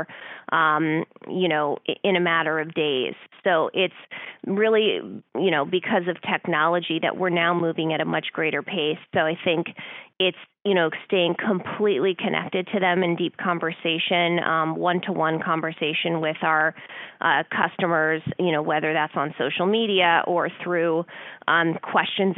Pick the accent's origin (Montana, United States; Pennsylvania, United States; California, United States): California, United States; Orange County; also born or lived in Los Angeles; I was born in Orange County and my family is very in the horse industry